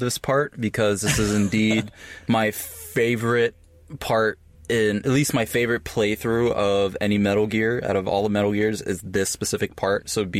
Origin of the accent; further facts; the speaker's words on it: New York, United States; Every time I say, because I'm from the Bronx in New York, mm-hmm. I don't sound like it, but that's where I grew up.